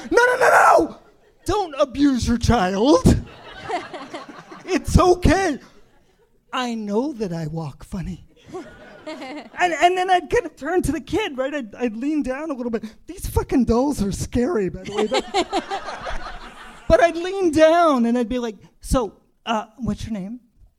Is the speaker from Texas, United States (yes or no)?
no; Indiana, United States; I grew up in Indiana.